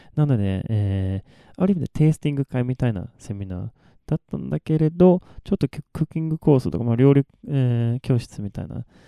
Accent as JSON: {"language": "Japanese", "town": "Malmö", "region": "Skåne", "country": "Sweden", "tie": "born or raised there", "first_language": "Swedish", "second_language": "Japanese", "moved": "as an adult", "lives_now": "Japan", "said": "私の生まれ育ったマルムっていう町は"}